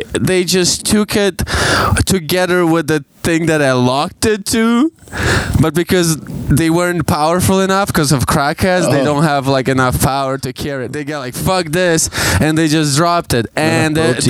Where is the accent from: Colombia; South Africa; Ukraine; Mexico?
Ukraine; now in London, Canada; I'm fucking from Ukraine.